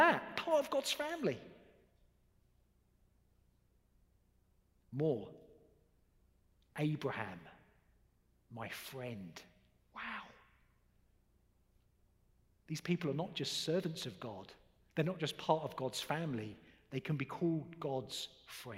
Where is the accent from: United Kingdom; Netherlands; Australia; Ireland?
United Kingdom; I'm a Brit.